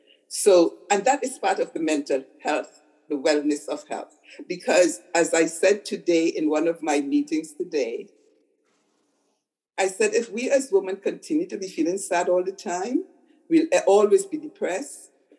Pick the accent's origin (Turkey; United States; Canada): Canada; Montreal, Quebec; now in Ontario, Canada; I came from Montreal and I'm a good girl in the way we were brainwashed. You don't use obscene language, right? In my world, I've never used an obscene language before I came to Ontario.